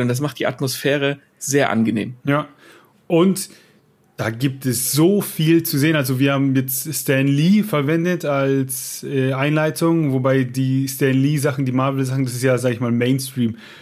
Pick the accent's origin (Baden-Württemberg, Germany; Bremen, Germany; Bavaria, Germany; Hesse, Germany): Bavaria, Germany; Franconia; wir in Franken